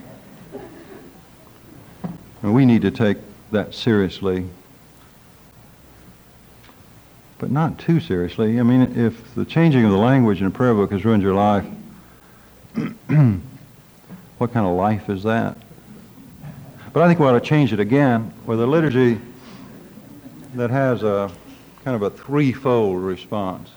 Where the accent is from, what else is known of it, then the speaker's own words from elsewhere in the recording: Drumright, Oklahoma, United States; from Drumrite, Oklahoma, and I'm a doctor of divinity.